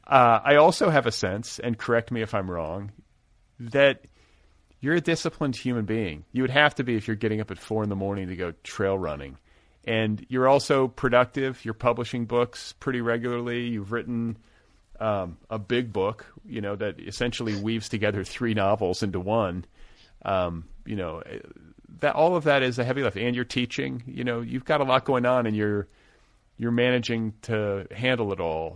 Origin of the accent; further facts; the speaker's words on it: Midwest, United States; now in Los Angeles, United States; I grew up in the Midwest too